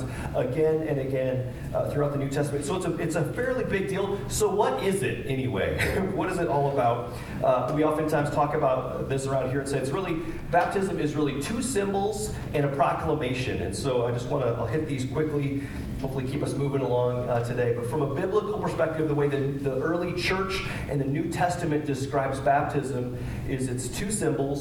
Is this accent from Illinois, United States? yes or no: yes; Kewanee, Illinois, United States; growing up in Kewaunee, not far from here